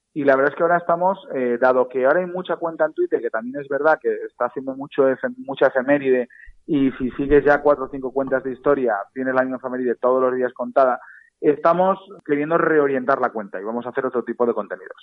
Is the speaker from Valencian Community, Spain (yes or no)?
yes; Valencia, Valencian Community, Spain; nosotros somos de Valencia